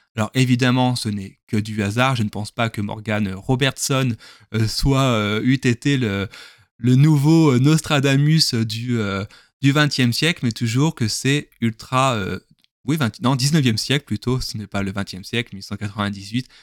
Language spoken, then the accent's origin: French; southern France, France; accent: southern (accent du sud); je parle avec l'accent du sud